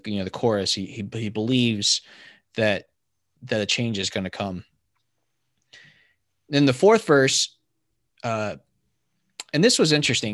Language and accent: English; Virginia, United States; I grew up in Virginia